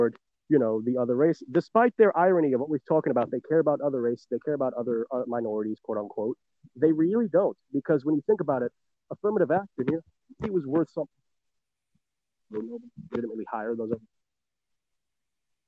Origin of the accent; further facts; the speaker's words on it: New York City, New York, United States; born and raised in New York City